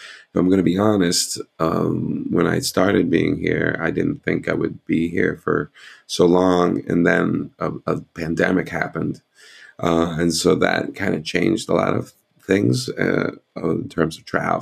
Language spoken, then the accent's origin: English; United States; moved away as an adult; now in Amsterdam, Netherlands